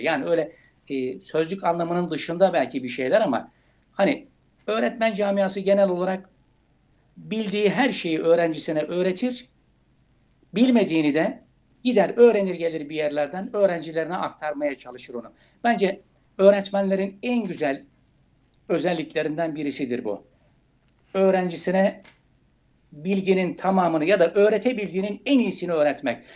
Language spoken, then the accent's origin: Turkish; Kızılcasöğüt, Uşak Province, Turkey; moved away as an adult; also born or lived in Denizli / Kars; Uşak İleri Banaz ilçesi Kızılcasöğüt kasabası. Küçük bir beldede dünyaya geldim. Orada işte ilkokul, ortaokul derken lise yılları Uşak'ta devam etti.